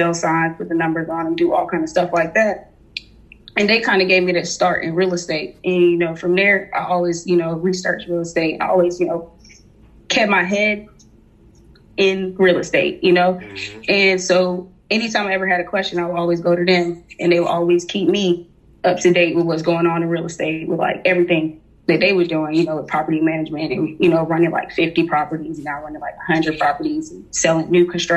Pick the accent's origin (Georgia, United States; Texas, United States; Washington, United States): Georgia, United States; Atlanta; also born or lived in Connecticut / Jamaica; I moved down here when I was like about 4 or 5 years old to Atlanta